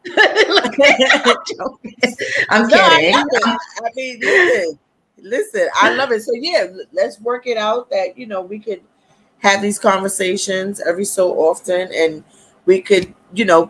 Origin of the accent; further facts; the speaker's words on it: New York, United States; I live in New York. Yes, I am from New York.